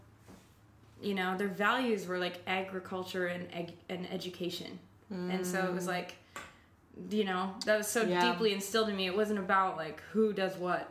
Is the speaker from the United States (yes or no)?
no; Canada; I grew up in Canada, and it's very, like, free for all